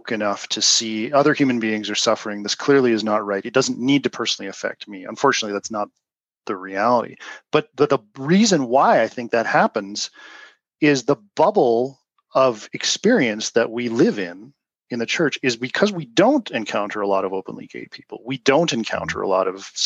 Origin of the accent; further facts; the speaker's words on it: Canada; also born or lived in Utah; I'm Canadian